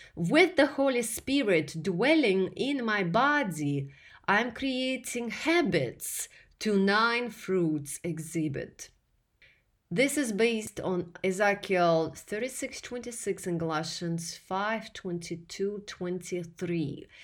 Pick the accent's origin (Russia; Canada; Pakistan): Russia; English is a second language; moved away as an adult; now in United States; here in America, where I came from Russia as a male ordered bride in 2008